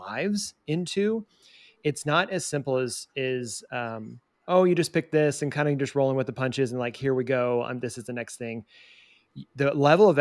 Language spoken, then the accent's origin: English; Southeast, United States; now in Kansas City, United States; I was born in the Southeast